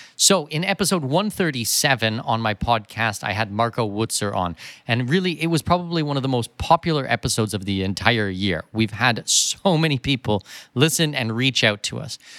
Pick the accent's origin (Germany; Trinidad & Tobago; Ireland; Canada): Canada; moved away as an adult; also born or lived in Middle East / Australia / New Zealand / Singapore; now in Panama; I was born in Canada. I'm a Canadian citizen